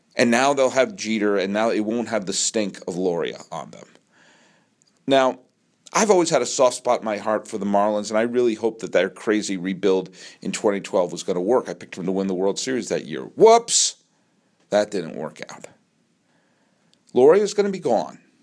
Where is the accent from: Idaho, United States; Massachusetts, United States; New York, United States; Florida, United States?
Massachusetts, United States; When I was a kid growing up in Massachusetts